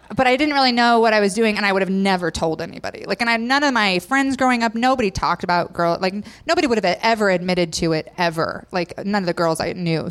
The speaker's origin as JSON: {"language": "English", "region": "Idaho", "country": "United States", "tie": "born or raised there", "said": "I grew up in Idaho, so all my friends were Mormon."}